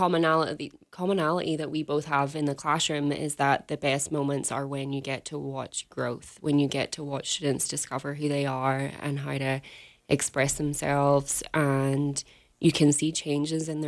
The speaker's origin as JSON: {"language": "English", "region": "Northern Ireland", "country": "United Kingdom", "also_born_or_lived": "England / California", "moved": "as an adult", "lives_now": "Wyoming, United States", "said": "I'm originally from Northern Ireland, so I started my career there"}